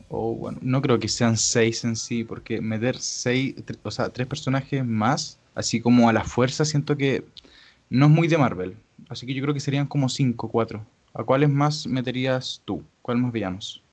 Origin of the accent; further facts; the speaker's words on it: Chile; yo soy chileno